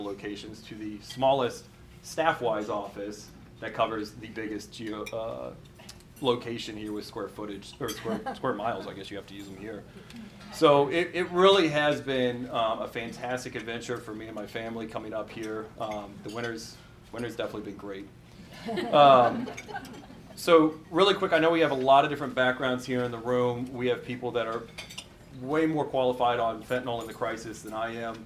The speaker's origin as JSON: {"language": "English", "region": "Midwest", "country": "United States", "also_born_or_lived": "New York City", "moved": "as an adult", "lives_now": "Alaska, United States", "said": "I came from the Midwest"}